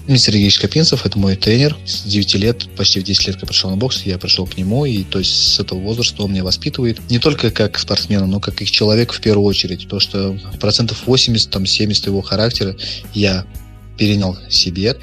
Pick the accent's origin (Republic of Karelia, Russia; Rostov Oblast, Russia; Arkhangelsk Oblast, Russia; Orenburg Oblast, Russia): Orenburg Oblast, Russia; Orenburg; Я очень сильно люблю наш город. Я не собираюсь никуда переезжать